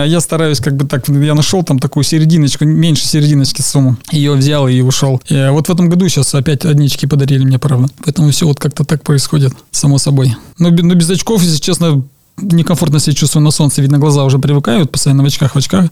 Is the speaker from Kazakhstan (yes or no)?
no; Kyrgyzstan; moved away as an adult; now in Russia; уехал из Киргизии? Здесь, здесь, конечно, да, это там, условно назовем, это моя родина, где я родился